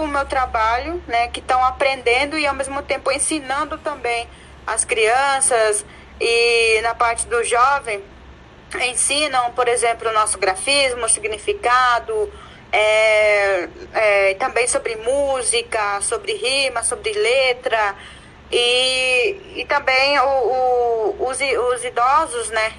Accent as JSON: {"language": "Portuguese", "town": "Amambai", "region": "Mato Grosso do Sul", "country": "Brazil", "moved": "as an adult", "lives_now": "Dourados, Brazil", "said": "Eu sou de uma aldeia que se chama Guapuã, significa figueira, fica no município de Amambai. Atualmente eu moro na cidade de Dourados"}